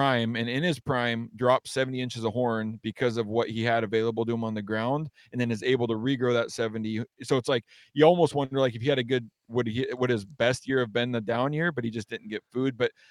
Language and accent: English; Washington, United States; growing up in Western Washington is a lot different aside from maybe like North Idaho, because it's a jungle here, you know?